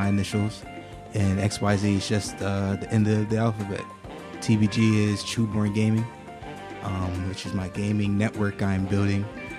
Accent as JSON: {"language": "English", "town": "Philadelphia", "region": "Pennsylvania", "country": "United States", "said": "I'm from Mount Airy."}